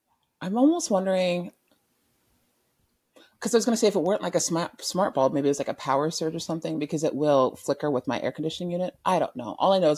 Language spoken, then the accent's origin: English; Omaha, Nebraska, United States; also born or lived in Germany; So I was born in Omaha. Then we moved over to Germany, right?